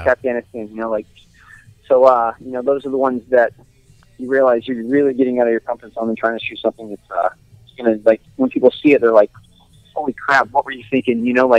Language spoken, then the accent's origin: English; Compton, California, United States; And you're like, yeah, I could say I'm from Compton.